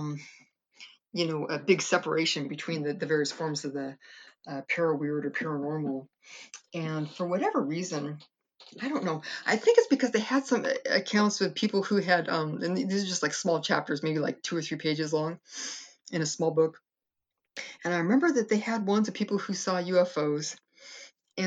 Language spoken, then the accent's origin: English; Castro Valley, California, United States; also born or lived in Fresno, California; I moved up to the East Bay in San Francisco in Castro Valley and grew up most of my life there.